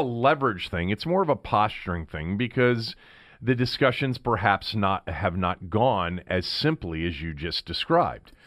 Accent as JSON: {"language": "English", "area": "Montgomery County", "region": "Maryland", "country": "United States", "tie": "born or raised there", "said": "growing up in Montgomery County, all right, and going to elementary school in the seventies"}